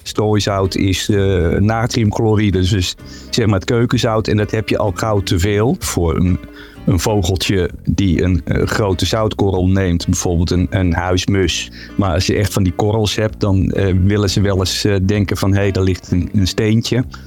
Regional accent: Zeeland, Netherlands; now in Utrecht, Netherlands; ik woon zelf in Utrecht, maar ik ben opgegroeid in Zeeland

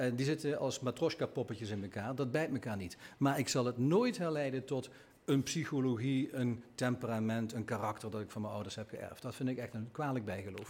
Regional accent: Limburg, Netherlands; als Limburger

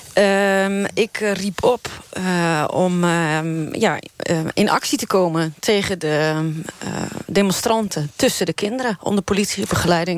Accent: Friesland, Netherlands; first language West Frisian; Dutch is a second language; ik ben uh, Fries geboren getogen. Ik, mijn, Fries is mijn moedertaal.

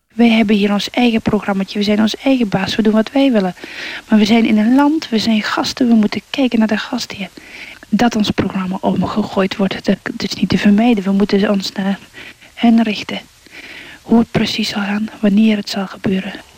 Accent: Netherlands; als Nederlander

